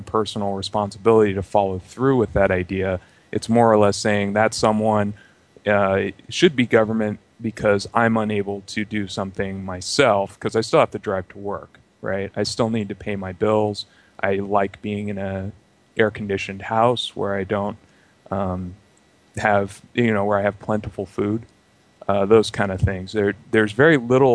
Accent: California, United States; I was raised in California, and I'm in Sacramento, California, actually.

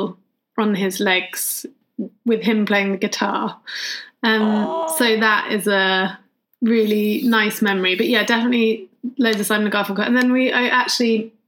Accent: Winchester, South East England, United Kingdom; also born or lived in London; I must have only been about 1.5. And then we moved to Winchester, and there, yeah, we lived in this lovely house on a hill

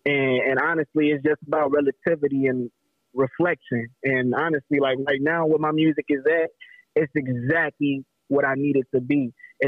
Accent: Chicago, Illinois, United States; I'm from Chicago, Illinois, you know, I've moved around everywhere just to spread this message

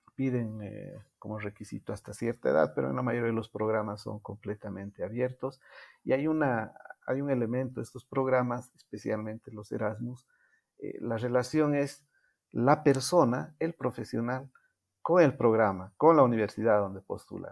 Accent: Bolivia; first language Spanish; Yo nunca pensé dar una conferencia como boliviano, representando a mi país

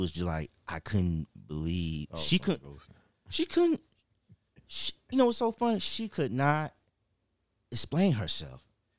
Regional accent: Pine Hills, Florida, United States; But not realize that I grew up in Pine Hills. I grew up, you know, and just observing.

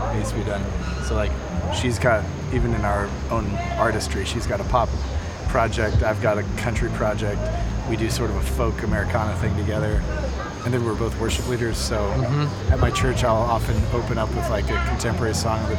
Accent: Washington, United States; I'm from Washington State. I don't have an accent

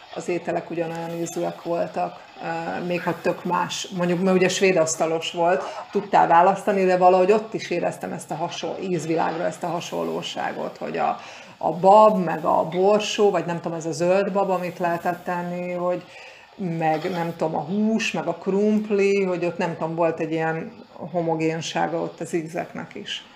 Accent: Hungary; moved away as an adult; now in Canary Islands, Spain; mi magyarként

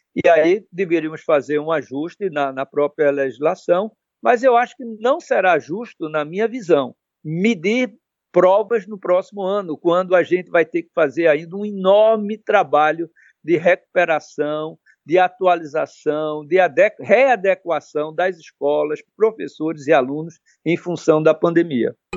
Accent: Pernambuco, Brazil; como pernambucano

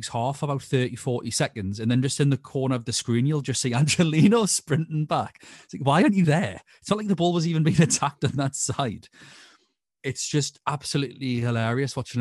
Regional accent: England, United Kingdom; I'm English

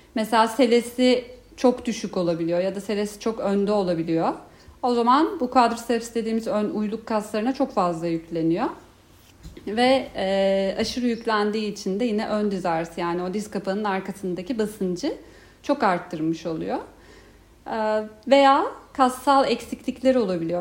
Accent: Ankara, Turkey; moved away as an adult; now in Istanbul, Turkey; aslında Ankaralıyım. İstanbul'da 5. yılım.

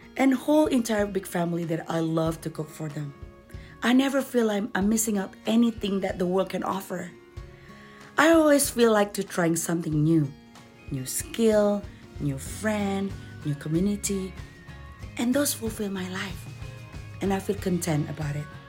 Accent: Jakarta, Indonesia; English is a second language; moved away as an adult; also born or lived in Doha, Qatar; now in Denver, United States; I was born in Indonesia and I did a lot of my growing up in the capital city of Jakarta

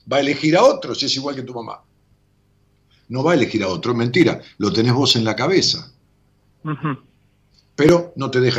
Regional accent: Berazategui, Buenos Aires Province, Argentina; De Verazategui. Bueno, de Verazategui.

